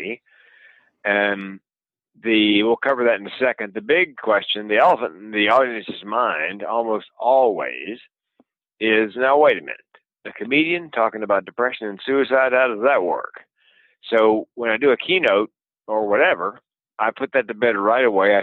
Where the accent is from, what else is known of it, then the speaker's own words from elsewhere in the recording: the South, Southern United States, United States; accent: Southern; being a Southerner